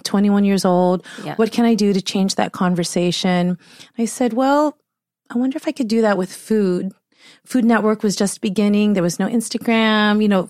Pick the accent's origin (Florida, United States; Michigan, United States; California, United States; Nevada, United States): California, United States; San Diego; Yes. I grew up in San Diego in a suburb called Rancho Bernardo.